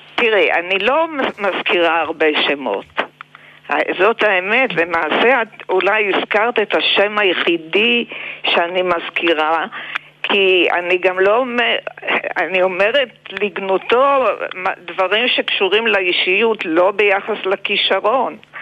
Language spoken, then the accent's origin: Hebrew; Israel; accent: typical Israeli; also born or lived in Poland; היה לי מבטא ישראלי טיפוסי. נראיתי מאוד ישראלית, נשמעתי ישראלית, העברית שלי הייתה מעולה